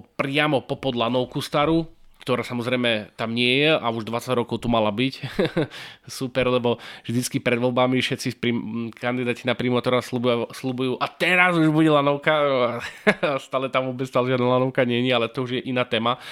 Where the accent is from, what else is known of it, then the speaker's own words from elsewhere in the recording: Martin, Žilina Region, Slovakia; my sme z Martina